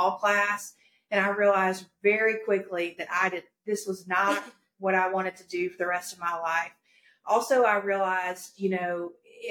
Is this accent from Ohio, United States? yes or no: no; Greer, South Carolina, United States; also born or lived in Florida; I'm from Greer, South Carolina, born and raised here